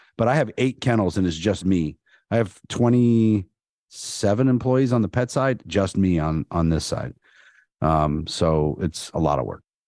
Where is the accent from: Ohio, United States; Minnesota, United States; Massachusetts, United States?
Ohio, United States; Canton; I'm from Canton, so that was my hometown